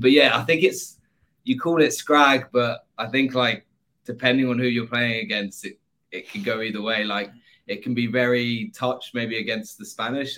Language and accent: English; England, United Kingdom; I'm the English representative in this in this weird foursome